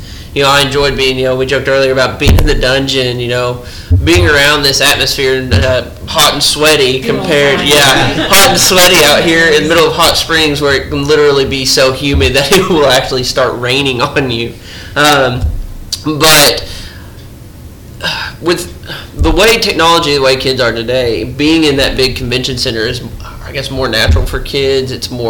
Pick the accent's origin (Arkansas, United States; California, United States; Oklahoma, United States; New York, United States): Arkansas, United States; Scranton; I'm from Scranton